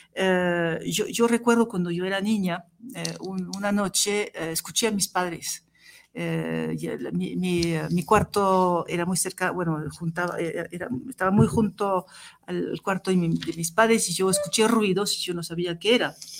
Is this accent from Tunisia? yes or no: yes; Tunisia; now in France; nací en Túnez, así que eh, yo soy más